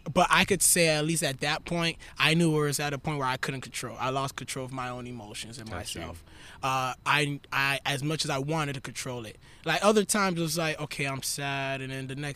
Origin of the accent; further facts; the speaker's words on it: Miami, Florida, United States; I'm born and raised in Miami, Florida.